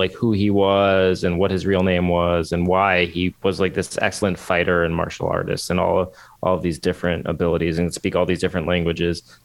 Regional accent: United States; I'm American

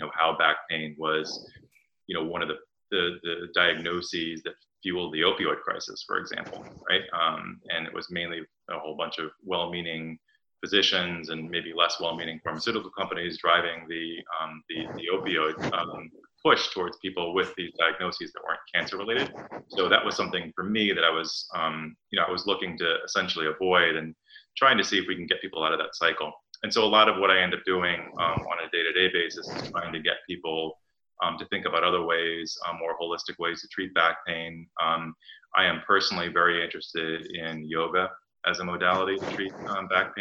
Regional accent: New York City, New York, United States; I grew up in New York City

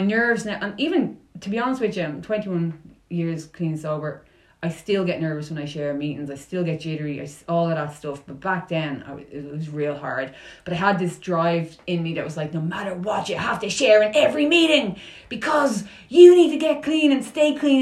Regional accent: Dublin, Leinster, Ireland; moved away as an adult; also born or lived in New York, United States; I'm pure Irish from Dublin

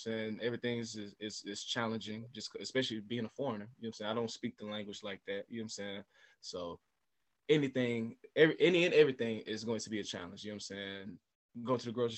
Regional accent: Atlanta, Georgia, United States; also born or lived in China; I'm from America, Atlanta, Georgia

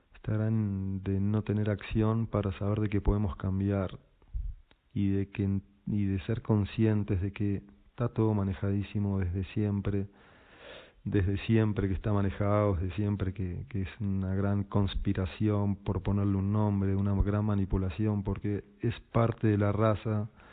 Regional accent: Buenos Aires, Argentina; moved away as an adult; also born or lived in Pisac, Peru; soy argentino, nací en Buenos Aires

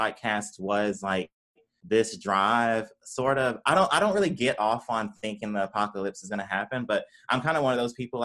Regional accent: Tupelo, Mississippi, United States; moved away as an adult; also born or lived in Ann Arbor, Michigan; I grew up in Mississippi, Tupelo, Mississippi.

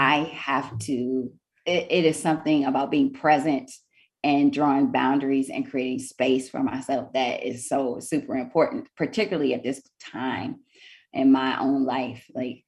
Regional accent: Washington, District of Columbia, United States; now in Texas, United States; I'm from the Washington, D.C. area. And so, you know, that is that home that has my heart. Eight or nine generations of my family born and raised there. And I'm the lone one out here in Texas.

